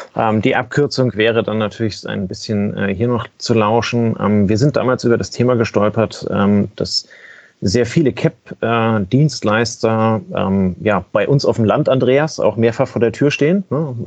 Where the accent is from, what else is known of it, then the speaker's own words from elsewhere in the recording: Kiel, Schleswig-Holstein, Germany; ich bin Kieler